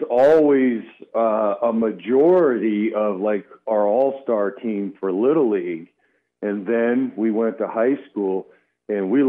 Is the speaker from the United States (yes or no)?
yes; St. Cloud, Florida, United States; I grew up in Central Florida, a town called St. Cloud